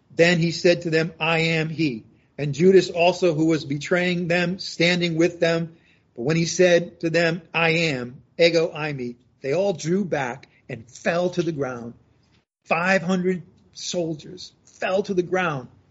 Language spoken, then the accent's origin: English; New England, United States; moved away; I come from New England